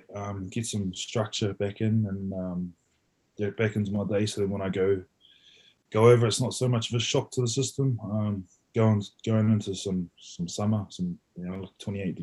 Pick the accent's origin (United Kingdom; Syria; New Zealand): New Zealand; Woodville, Manawatū-Whanganui; moved away as an adult; also born or lived in Christchurch; I grew up in Woodville, bro. Just on the way to Dannevirke from Palmerston